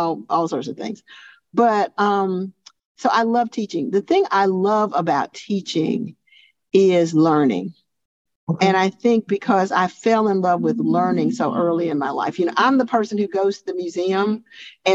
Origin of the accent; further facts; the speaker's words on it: Montgomery, Alabama, United States; also born or lived in Tuskegee, Alabama; I'm from Montgomery, Alabama, way of Tuskegee, Alabama. My father had a farm there, and we moved to Montgomery when I was about five